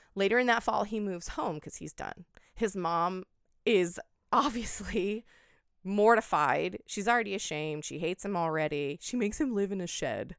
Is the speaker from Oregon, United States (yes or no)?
yes; Oregon, United States; I grew up in Oregon.